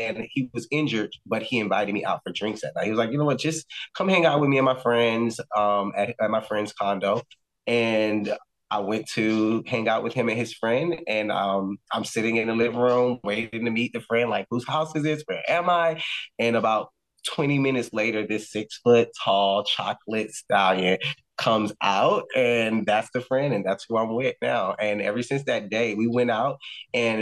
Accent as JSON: {"language": "English", "town": "Miami", "region": "Florida", "country": "United States", "tie": "born or raised there", "also_born_or_lived": "New York", "moved": "as an adult", "said": "my hometown"}